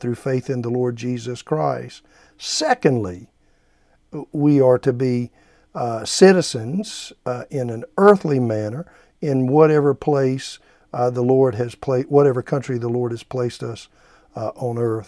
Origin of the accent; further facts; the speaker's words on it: United States; as an American, could I fly a flag, uh, in my front yard and state that I'm proud to be American